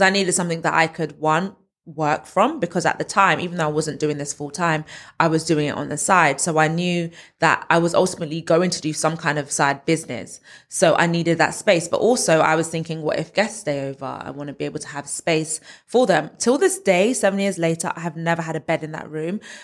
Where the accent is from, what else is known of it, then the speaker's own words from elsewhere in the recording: London, United Kingdom; moved away as an adult; now in Essex, United Kingdom; I'm from Northwest London, born and raised zone two